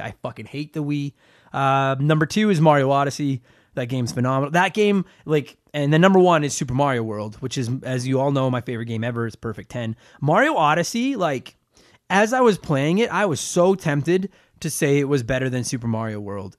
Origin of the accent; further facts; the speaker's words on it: Canada; I'm from Canada.